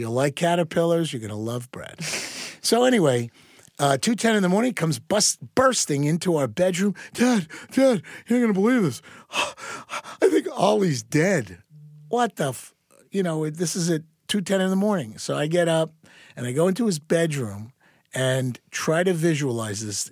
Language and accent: English; Long Island, New York, United States; moved away; I grew up back on Long Island, back in the sixties and seventies, in the suburbs